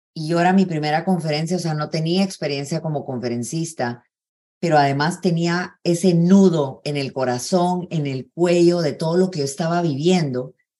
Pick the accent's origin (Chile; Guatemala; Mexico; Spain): Guatemala; Guatemala City, Guatemala Department; Yo crecí en zona 11, en Granay 3, toda mi niñez